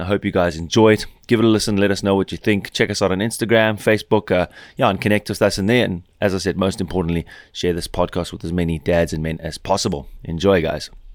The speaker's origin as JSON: {"language": "English", "town": "Cape Town", "region": "Western Cape", "country": "South Africa", "tie": "born or raised there", "moved": "as an adult", "lives_now": "Germany", "said": "I'm from South Africa, so Cape Town born and bred, but I live in Germany."}